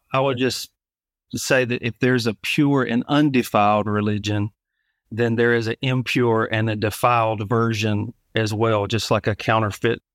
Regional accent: Alabama, United States; moved away as an adult; now in Savannah, United States; I grew up in Alabama originally. In two thousand seventeen, we moved to Savannah, Georgia

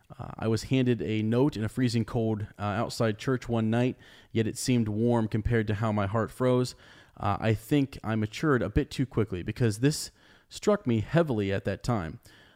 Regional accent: Charlotte, North Carolina, United States; I am from Charlotte, North Carolina, though I suppose you could consider it Bree of a sort.

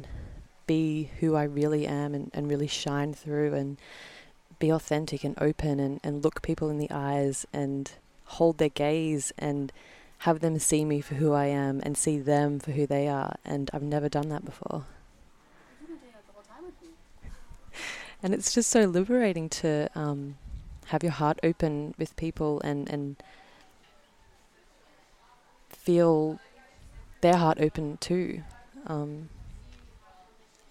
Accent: Melbourne, Victoria, Australia; I'm from Melbourne, Australia. I'm the only Aussie at the retreat.

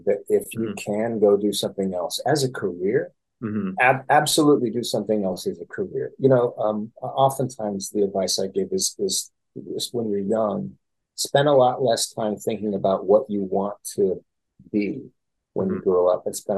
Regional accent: Fresno, California, United States; I grew up in Fresno, California.

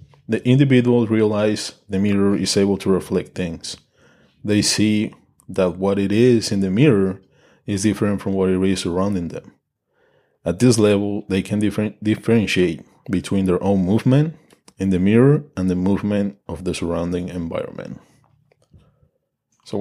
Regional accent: Mexico; English is a second language; I'm Mexican and English is my second language

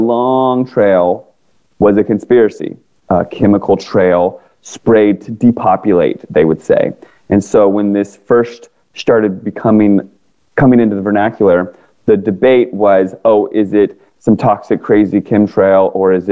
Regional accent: Northern Virginia, United States; also born or lived in Washington, D.C. area; now in California, United States; I grew up in Northern Virginia

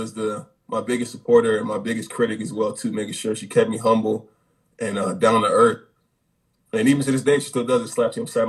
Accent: Connecticut, United States; I'm a kid from Connecticut

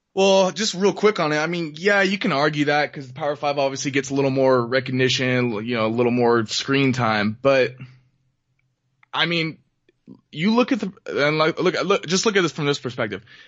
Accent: Washington, United States; now in Reno, United States; when we grew up in Washington

